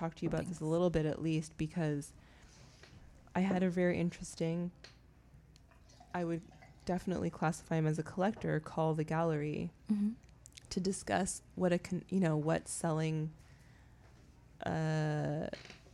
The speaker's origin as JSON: {"language": "English", "country": "Canada", "moved": "yes", "said": "I'm Canadian"}